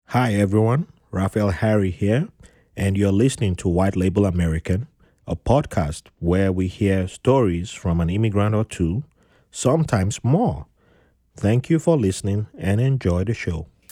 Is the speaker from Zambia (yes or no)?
yes; Zambia; I'm from Zambia